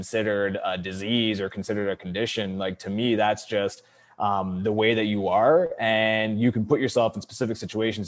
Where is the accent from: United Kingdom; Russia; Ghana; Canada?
Canada; Cornwall, Ontario; I was homeschooled all the way up until grade 8, and then ended up going to a French Catholic school in Cornwall, Ontario